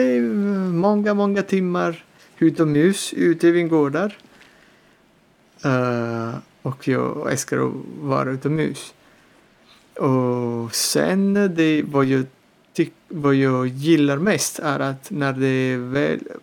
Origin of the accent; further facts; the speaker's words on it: Salerno, Campania, Italy; Swedish is a second language; moved away as an adult; also born or lived in Tuscany; now in Gotland, Sweden; min pappa planterade en liten vingård i, utanför Salerno där jag kommer ifrån i södra Italien